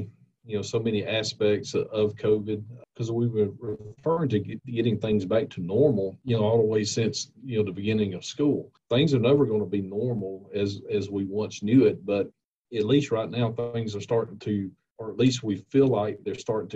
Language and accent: English; Monticello, Georgia, United States; I grew up in Monticello and Jasper County, you know, in the neighboring county here